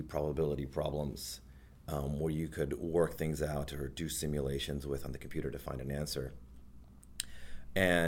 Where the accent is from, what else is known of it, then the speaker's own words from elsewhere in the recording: Houston, Texas, United States; moved away as an adult; now in Toronto, Canada; I grew up in Houston, Texas, lived there my entire life